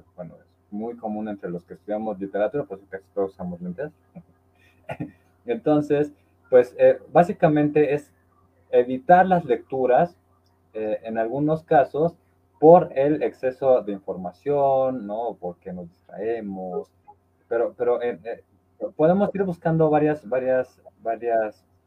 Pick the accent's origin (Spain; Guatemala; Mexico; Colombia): Mexico; Orizaba, Veracruz; moved away; ahorita estoy aquí en mi tierra natal, que es Orizaba, Veracruz